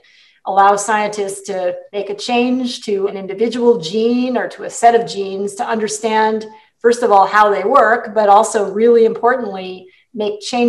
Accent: Hawaii, United States; moved away; I feel a lot of pride coming from my home state

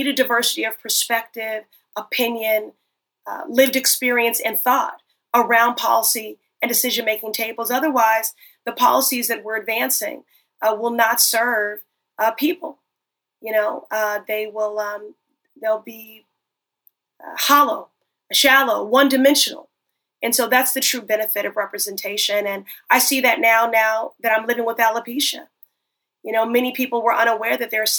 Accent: Chicago, Illinois, United States; growing up in Chicago, Harold Washington, the first Black mayor, there, that was the very first campaign I worked on at the age of 10 years old

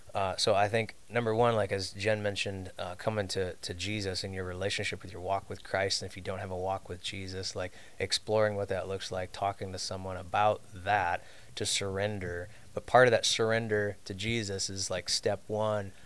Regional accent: suburbs of Chicago, Illinois, United States; I was raised down in the Midwest suburbs of Chicago area

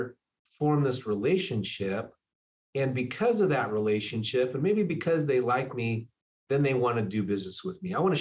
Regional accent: California, United States; also born or lived in Hawaii; now in Seattle, United States; I'm from California. I moved here from Hawaii

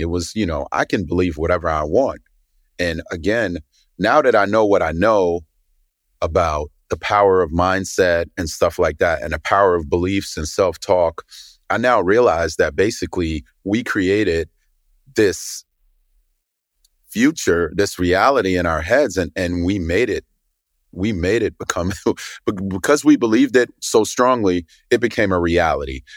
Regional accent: New York City, New York, United States; I grew up in Brooklyn in the eighties

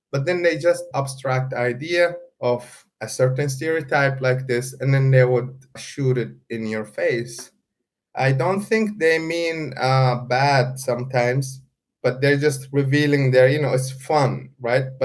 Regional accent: Saudi Arabia; after I said I come from Saudi Arabia, that person was not very happy

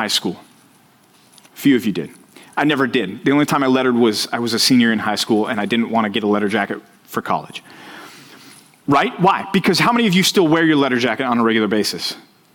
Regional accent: Dallas, Texas, United States; I grew up in Texas. I grew up in Dallas.

